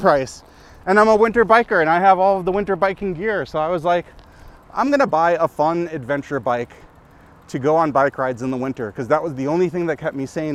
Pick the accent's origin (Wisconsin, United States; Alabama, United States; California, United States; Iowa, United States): Wisconsin, United States; Milwaukee; now in Minneapolis, United States; growing up in Milwaukee